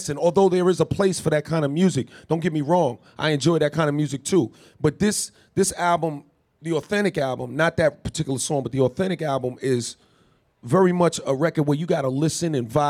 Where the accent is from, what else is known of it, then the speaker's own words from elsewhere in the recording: New York City, New York, United States; I'm from Queens, New York, born and raised